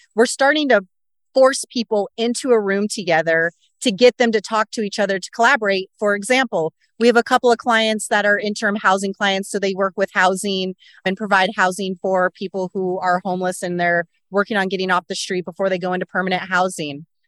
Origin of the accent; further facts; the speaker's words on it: Corvallis, Oregon, United States; I grew up in Corvallis, Oregon, of all places